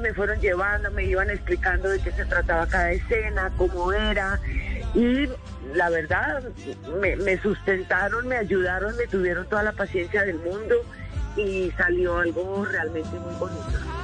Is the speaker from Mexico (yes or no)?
no; Colombia